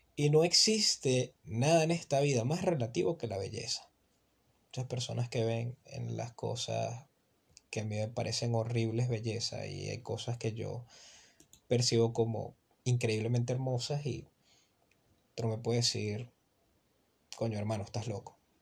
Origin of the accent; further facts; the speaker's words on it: Venezuela; yo soy un muchacho de Venezuela.